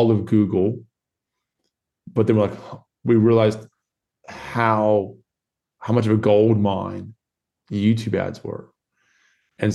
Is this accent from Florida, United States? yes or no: yes; Florida, United States; now in Perth, Australia; I was born in Florida